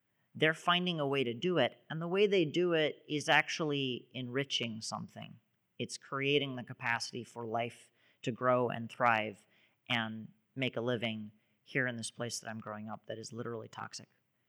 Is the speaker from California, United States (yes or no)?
no; Jersey City, New Jersey, United States; So I grew up in Jersey City, New Jersey. This is right across the river from Manhattan.